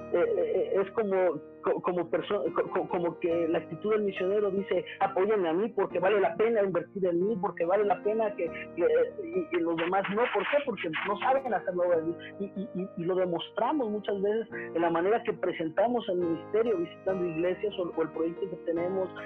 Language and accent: Spanish; Mexico; moved away as an adult; now in Managua, Nicaragua; nosotros que somos mexicanos